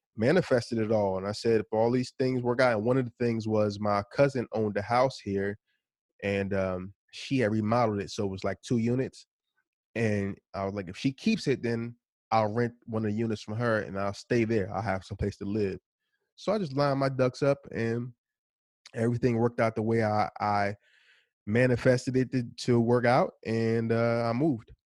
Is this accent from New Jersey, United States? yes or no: yes; New Jersey, United States; also born or lived in Philadelphia; I'm from New Jersey